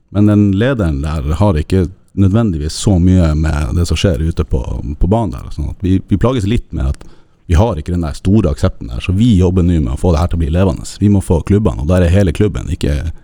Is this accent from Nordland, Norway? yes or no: yes; Narvik, Nordland, Norway; moved away; nå er jeg fra Narvik